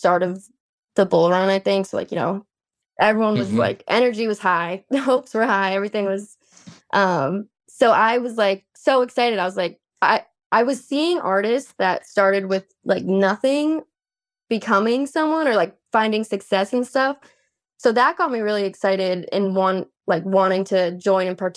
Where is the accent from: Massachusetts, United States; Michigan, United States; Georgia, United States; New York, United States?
Massachusetts, United States; Boston; moved away as an adult; now in Austin, United States; I'm actually from Boston, Massachusetts